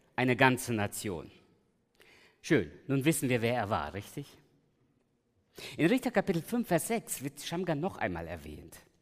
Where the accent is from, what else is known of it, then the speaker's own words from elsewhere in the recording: Germany; also born or lived in Giessen / Los Angeles; ich bin hier in der Großstadt aufgewachsen, meine Eltern kamen 76, 1976 nach Deutschland und ich lebe eigentlich seit damals in der Großstadt.